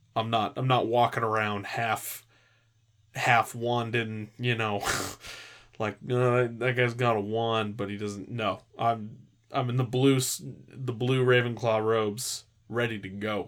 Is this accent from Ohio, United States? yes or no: no; California, United States; I grew up in California